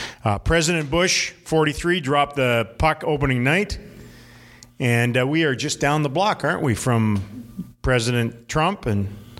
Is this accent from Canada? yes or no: yes; Canada; now in United States; I'm Canadian for a few more months.